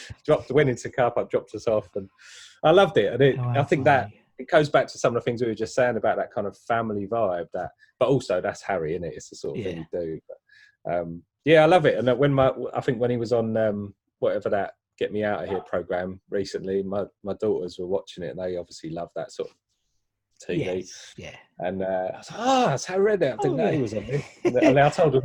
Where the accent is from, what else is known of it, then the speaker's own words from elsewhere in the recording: East Ham, London, United Kingdom; I just knew West Ham was down the road. I grew up in East Ham.